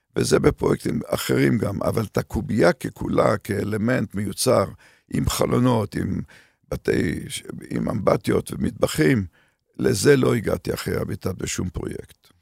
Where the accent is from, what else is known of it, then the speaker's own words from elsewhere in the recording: Haifa, Haifa District, Israel; moved away as an adult; also born or lived in Canada; לרקע שלי כישראלי שגדל בישראל של שנות ה-50, 40 ו-50